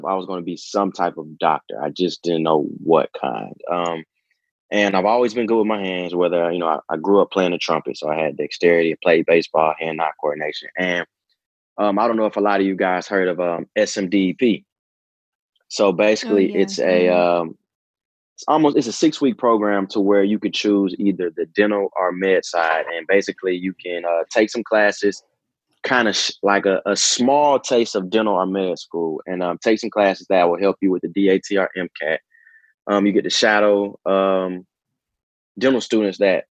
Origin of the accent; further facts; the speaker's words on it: Decatur, Georgia, United States; I'm from Decatur, Georgia